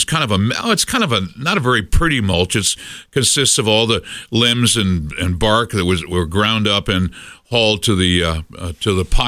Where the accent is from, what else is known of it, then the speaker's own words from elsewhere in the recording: New England, United States; now in Colorado Springs, United States; I grew up in New England, and we had, when I was a kid, those magnificent American elms